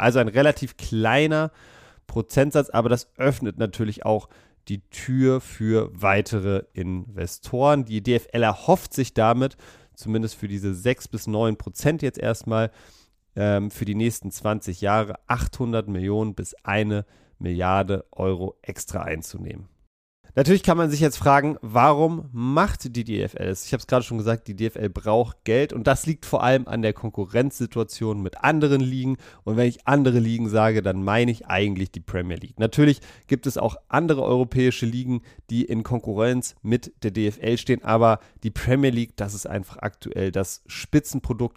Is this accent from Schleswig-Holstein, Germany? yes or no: no; Berlin, Germany; Ich komme aus Berlin, ich liebe Berlin